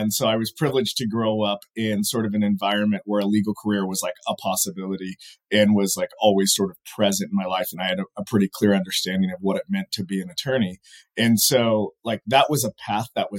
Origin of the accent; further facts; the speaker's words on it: Fresno, California, United States; growing up in Fresno, California, right in the middle of the state